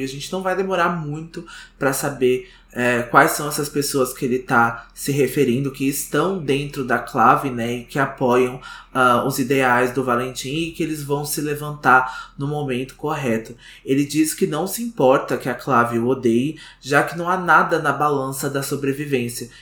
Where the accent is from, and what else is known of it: Brazil